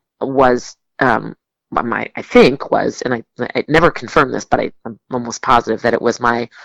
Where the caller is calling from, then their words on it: Rhode Island, United States; I'm calling from Newport, or I'm calling from Rhode Island